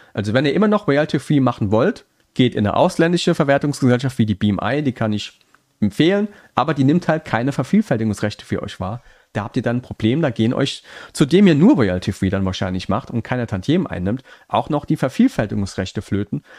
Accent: Saarland, Germany; accent: Saarland; ich bin Saarländer, das rutscht immer noch manchmal so ein bisschen raus, der saarländische Akzent.

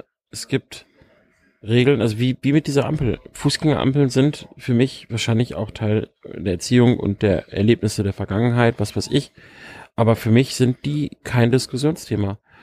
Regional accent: Lower Saxony, Germany; ich komme aus Niedersachsen. Du weißt selber, wie flach das da alles ist teilweise.

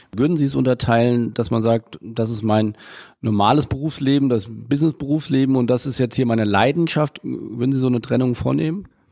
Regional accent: Hamburg, Germany; Ich komme äh, aus Hamburg

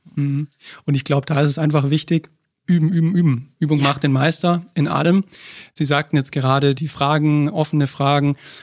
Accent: Stuttgart, Baden-Württemberg, Germany; ich komme aus Stuttgart

